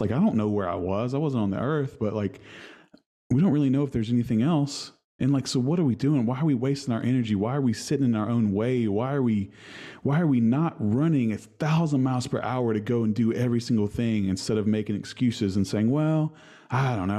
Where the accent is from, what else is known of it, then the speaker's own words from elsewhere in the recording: Huntington, West Virginia, United States; from Huntington, West Virginia.